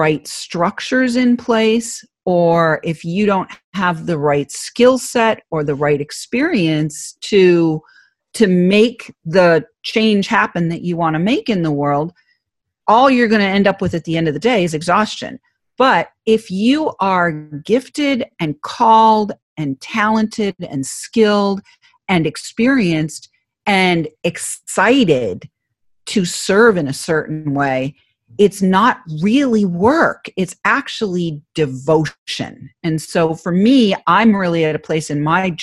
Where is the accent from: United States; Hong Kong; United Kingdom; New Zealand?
United States; New England; accent: Boston; I'm from New England, so I figured I'd play on the Boston accent